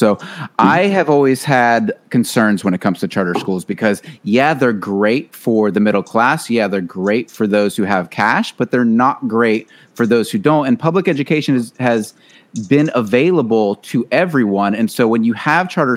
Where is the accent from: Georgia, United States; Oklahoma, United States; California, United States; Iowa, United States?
Georgia, United States; Chase actually and I grew up in Georgia.